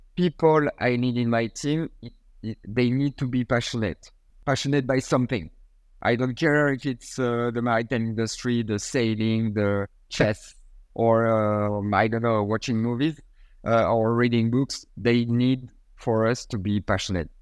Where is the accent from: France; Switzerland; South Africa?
France; Port-Saint-Louis-du-Rhône, Provence-Alpes-Côte d'Azur; my hometown in Port Saint Louis